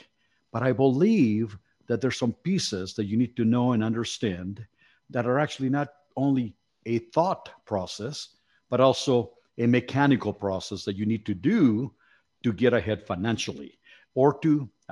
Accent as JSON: {"language": "English", "region": "Mexico City", "country": "Mexico", "tie": "born or raised there", "moved": "yes", "said": "I was born in Mexico City."}